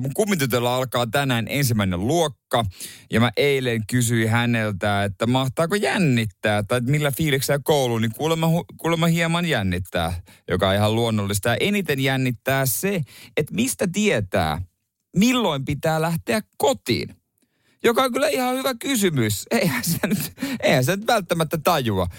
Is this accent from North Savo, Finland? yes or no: no; Seinäjoki, South Ostrobothnia, Finland; Seinäjoella, mistä mä kotoisin